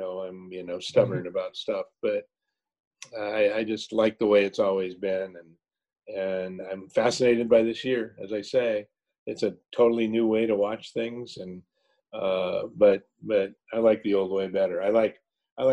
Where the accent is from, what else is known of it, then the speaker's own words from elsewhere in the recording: Los Angeles, California, United States; I grew up in Los Angeles